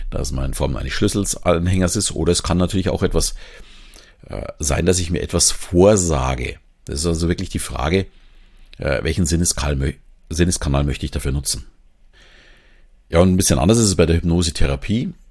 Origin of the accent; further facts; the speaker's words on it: Southern Germany, Germany; accent: Southern German; nicht jedem gefällt jetzt meine Stimme oder meine Sprechgeschwindigkeit, mein süddeutscher Akzent vielleicht.